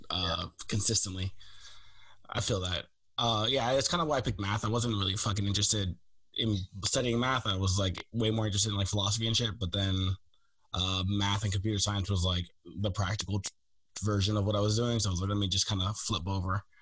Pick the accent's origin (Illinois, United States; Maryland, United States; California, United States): Maryland, United States; Baltimore; moved away as an adult; now in West Coast, United States; I grew up in Baltimore.